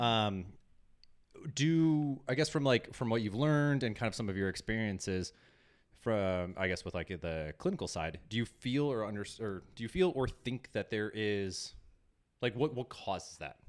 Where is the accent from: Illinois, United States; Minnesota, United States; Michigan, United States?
Illinois, United States; Chicago; I'm from Chicago.